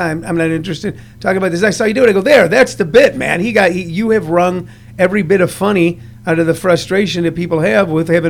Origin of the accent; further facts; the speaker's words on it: Missouri, United States; moved away; I was raised in Missouri